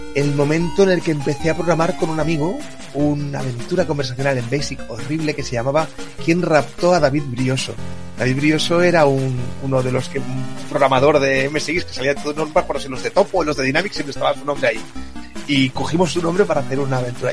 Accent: El Prat de Llobregat, Catalonia, Spain; also born or lived in Tarragona / Japan; now in Reus, Spain; yo soy del Prat, pero he vivido tiempo en Tarragona, ahora vivo en Reus

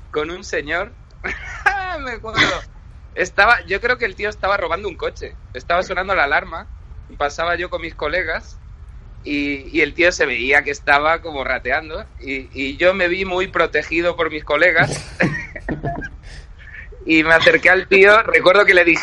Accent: A Coruña, Galicia, Spain; Yo soy de Coruña y tengo una anécdota

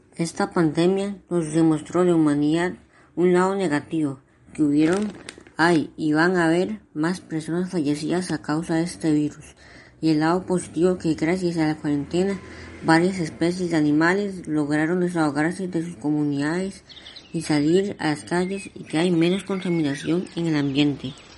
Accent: Costa Rica; en mi país

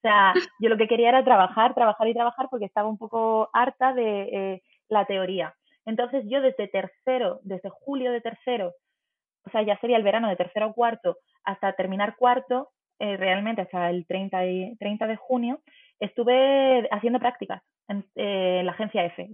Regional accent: Málaga, Andalusia, Spain; yo me quedé en mi ciudad, soy de Málaga

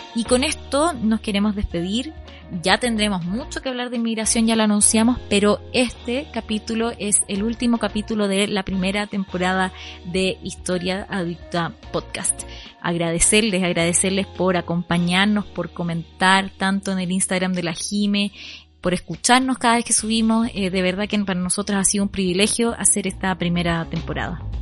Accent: Chile

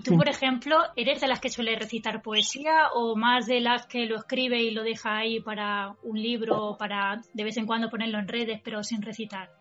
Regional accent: Spain; yo soy española, quiero utilizar el español

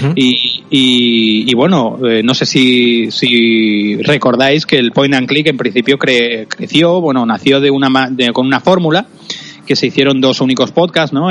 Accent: Cerdanyola del Vallès, Catalonia, Spain; yo aprendí en la radio de mi pueblo natal, en Sarañón del Vallés, en un pueblecito cercano a Barcelona

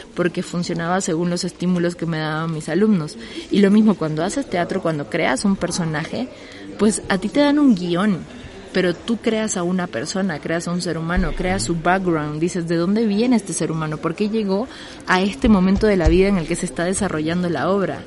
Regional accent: Bolivia; moved away as an adult; now in Mexico City, Mexico; Yo soy boliviana, llevo casi tres años viviendo acá

